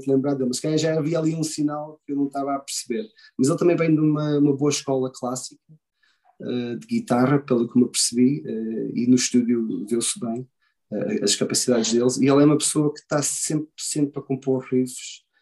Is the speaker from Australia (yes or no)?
yes; Australia; E, também eu venho da Austrália e aquilo é, é aquele é estilo no metal, mas também é super pesado.